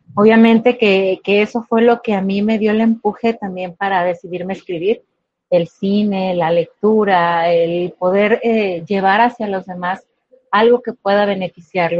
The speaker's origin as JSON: {"language": "Spanish", "town": "Guadalajara", "region": "Jalisco", "country": "Mexico", "said": "soy soy una mujer jalisciense, de verdad, amo ser tapatía, aquí de la ciudad de Guadalajara"}